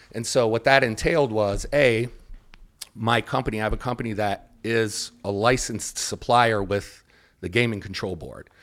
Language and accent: English; Detroit, Michigan, United States; growing up in Detroit